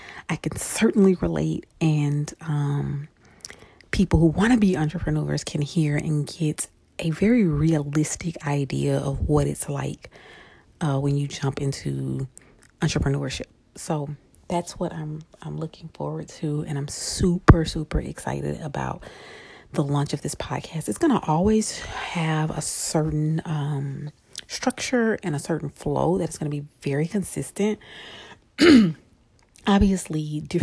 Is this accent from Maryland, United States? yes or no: no; Shreveport, Louisiana, United States; I am originally from Shreveport, Louisiana